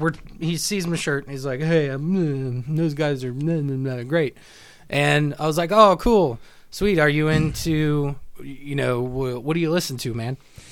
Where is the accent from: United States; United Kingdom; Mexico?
United States; Hartford City, Indiana; Hartford City.